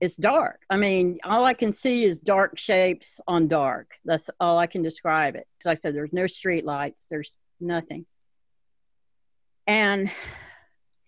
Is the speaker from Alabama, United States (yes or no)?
yes; Hueytown, Alabama, United States; also born or lived in Gary, Indiana; I was born in Gary, Indiana. We moved down here, and I grew up in Hueytown